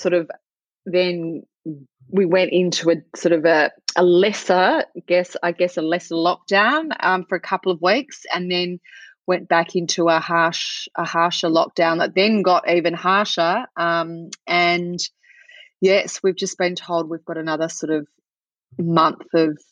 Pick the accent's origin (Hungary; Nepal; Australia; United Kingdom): Australia; also born or lived in Melbourne; It's evening here in Melbourne. I'm from Australia